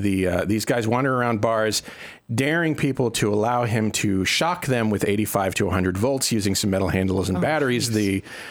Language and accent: English; Northeast, United States; I am from the Northeast.